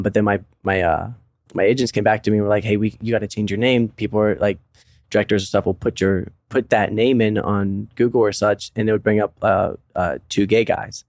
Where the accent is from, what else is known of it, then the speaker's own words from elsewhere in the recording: West Virginia, United States; moved away as an adult; also born or lived in Arizona; now in Las Vegas, United States; I'm from West Virginia